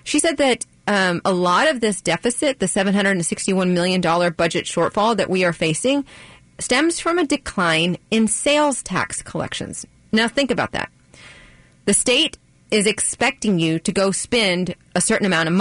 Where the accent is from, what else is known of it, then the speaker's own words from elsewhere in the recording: Texas, United States; moved away as an adult; now in Maryland, United States; I was born and raised in Texas